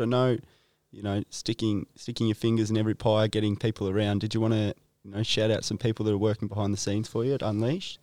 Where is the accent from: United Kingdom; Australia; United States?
Australia; Nelson Bay, New South Wales; I'm from Nelson Bay originally